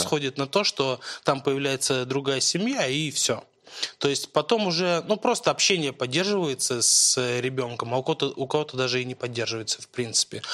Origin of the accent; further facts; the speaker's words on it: Moscow, Russia; я родился в Москве